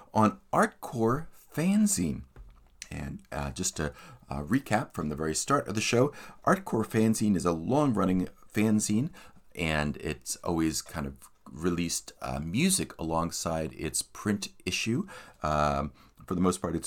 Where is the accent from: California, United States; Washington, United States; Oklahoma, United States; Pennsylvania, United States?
Pennsylvania, United States; Philadelphia; my hometown of Philadelphia, Pennsylvania, on the east coast of the United States